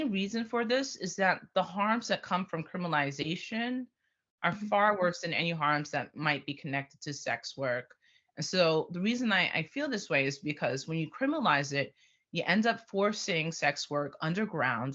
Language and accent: English; New York, United States; I grew up in New York